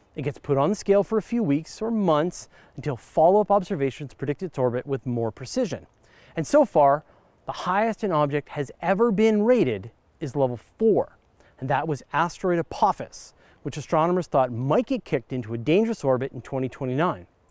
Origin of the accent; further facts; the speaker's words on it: Courtenay, British Columbia, Canada; my hometown of Courtney, British Columbia